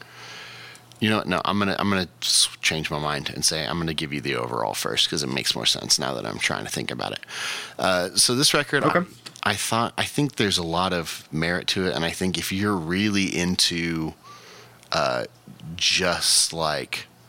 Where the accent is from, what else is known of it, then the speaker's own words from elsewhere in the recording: United States; as a American